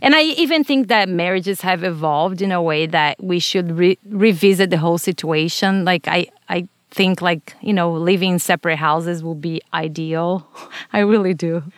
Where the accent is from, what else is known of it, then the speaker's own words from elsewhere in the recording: Brazil; English is a second language; now in United States; Growing up in Brazil, I was mostly exposed to Catholicism and Spiritism.